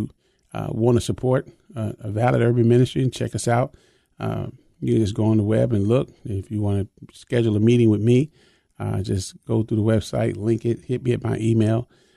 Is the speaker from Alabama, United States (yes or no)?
no; Chicago, Illinois, United States; I was raised in Chicago